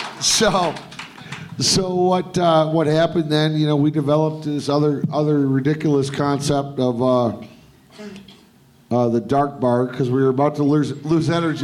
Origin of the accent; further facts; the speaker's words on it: Detroit, Michigan, United States; now in Las Vegas, United States; I grew up in Detroit